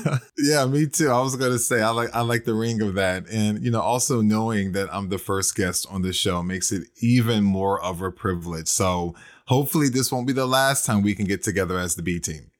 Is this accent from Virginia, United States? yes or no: yes; Virginia, United States; my home state of Virginia